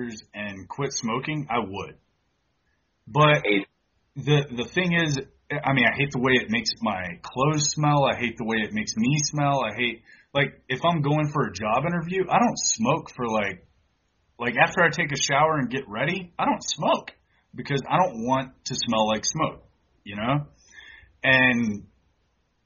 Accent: United States; also born or lived in Hawaii / Texas; I grew up in Hawaii and Texas, and growing up in Texas, all I got was just Mexican swag

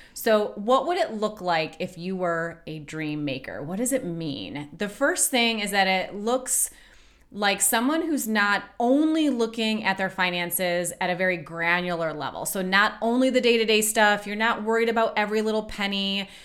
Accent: Michigan, United States; We grew up in Michigan, where you're going to lakes all the time

